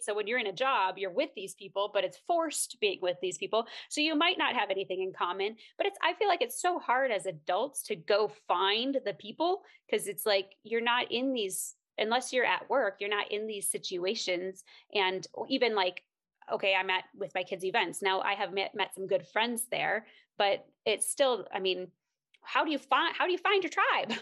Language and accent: English; Minnesota, United States; moved away as an adult; we're both from Minnesota area